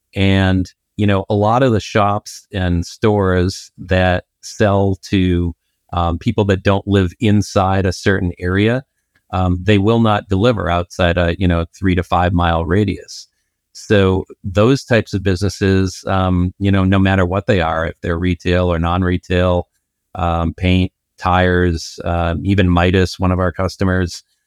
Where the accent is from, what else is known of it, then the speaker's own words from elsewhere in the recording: Boston, Massachusetts, United States; I'm from Boston.